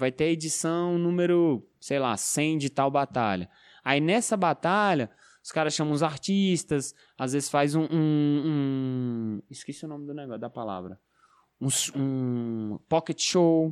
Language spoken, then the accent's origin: Portuguese; Ceilândia, Federal District, Brazil